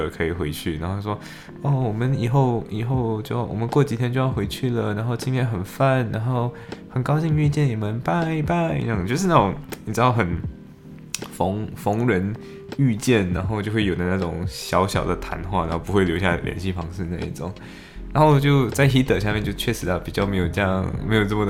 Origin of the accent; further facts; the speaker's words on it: Malaysia; now in United Kingdom; 然后我们说我们从马来西亚来